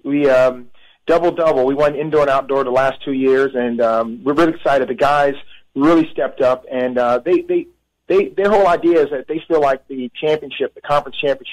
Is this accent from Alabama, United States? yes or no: yes; Birmingham, Alabama, United States; moved away; Yeah, I was born in Birmingham, and my mother was born in Gadsden, Alabama. Father, Montgomery, and our whole family was from Alabama. So I'm from the South.